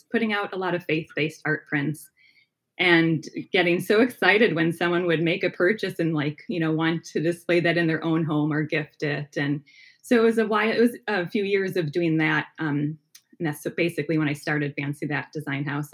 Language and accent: English; outside of Milwaukee, Wisconsin, United States; Wisconsin, yeah. Right outside of Milwaukee area.